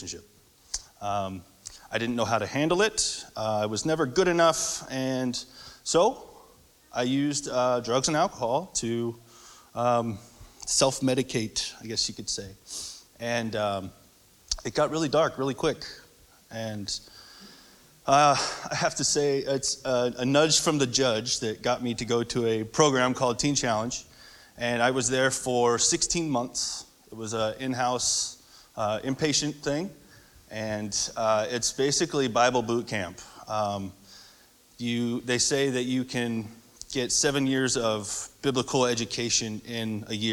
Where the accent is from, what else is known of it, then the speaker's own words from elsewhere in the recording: Central California, United States; I grew up in Central California.